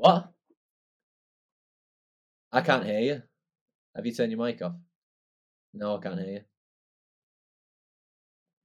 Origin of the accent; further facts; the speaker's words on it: Wigan, North West England, United Kingdom; I was from Wigan